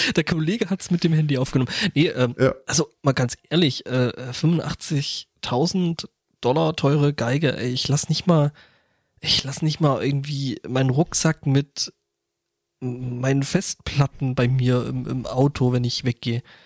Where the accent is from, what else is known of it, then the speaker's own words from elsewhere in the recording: Germany; bei uns in Deutschland